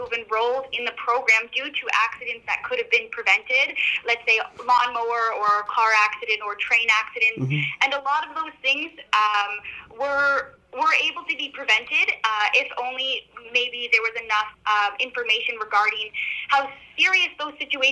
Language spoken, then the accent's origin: English; Peterborough, Ontario, Canada; moved away; back in Peterborough, my hometown.